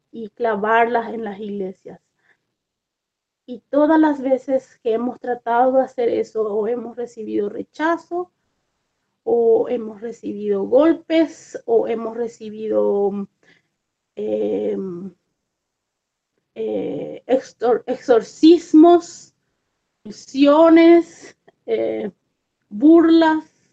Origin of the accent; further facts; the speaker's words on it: Paraguay; moved away as an adult; also born or lived in Argentina; now in United States; yo soy originalmente de Paraguay, pero hace muchos años que vivo en los Estados Unidos